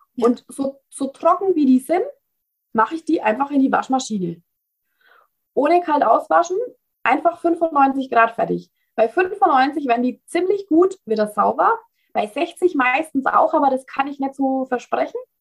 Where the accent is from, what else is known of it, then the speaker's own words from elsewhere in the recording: Bavaria, Germany; Ich komme aus Bayern, wie man vielleicht nicht ganz unschwer erkennen kann.